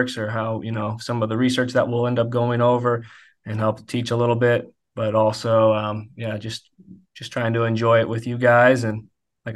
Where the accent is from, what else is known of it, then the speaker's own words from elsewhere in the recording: St. Louis, Missouri, United States; moved away as an adult; now in Kansas City, United States; I'm from St. Louis, Missouri